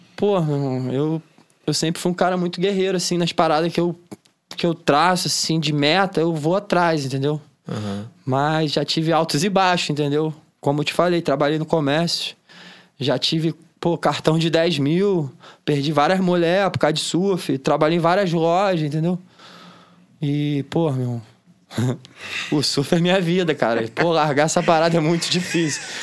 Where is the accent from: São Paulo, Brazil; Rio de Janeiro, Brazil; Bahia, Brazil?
Rio de Janeiro, Brazil; Niterói; Itacoatiara foi onde eu cresci, onde eu aprendi tudo do que eu sei de surf